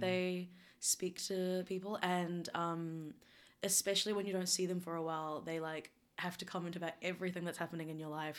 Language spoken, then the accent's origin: English; New Zealand; also born or lived in South Korea; And then I moved to New Zealand and I grew up predominantly in New Zealand